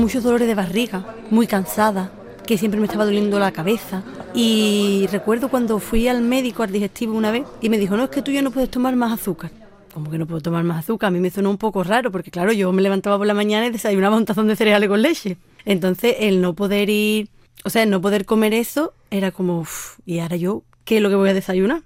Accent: Sanlúcar de Barrameda, Andalusia, Spain; nací en Sanlúcar de Barrameda, Cádiz

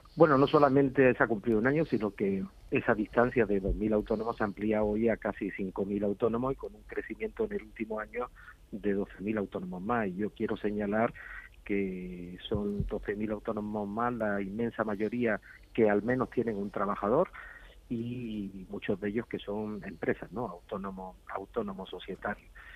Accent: Andalusia, Spain; Yo, como andaluz

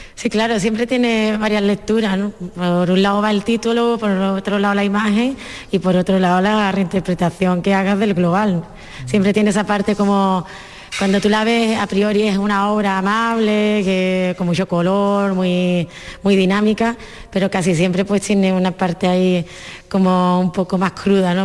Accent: Andalusia, Spain; muy de mi tierra, muy de Andalucía

